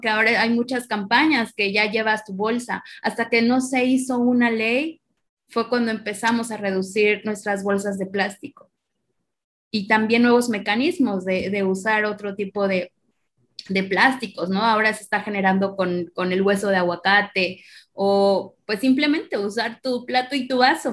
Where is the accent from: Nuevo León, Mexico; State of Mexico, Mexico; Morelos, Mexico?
Morelos, Mexico; moved away; also born or lived in northern Mexico; yo soy originaria de, de Morelos, de, la eterna primavera, y realmente cuando me mudo para la, la zona semiárida